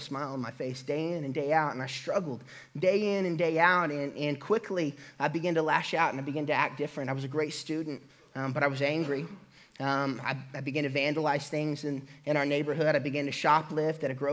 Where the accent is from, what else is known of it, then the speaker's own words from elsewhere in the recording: Catoosa, Oklahoma, United States; also born or lived in Hilldale, near Muskogee, Oklahoma; I grew up in Catoosa, Oklahoma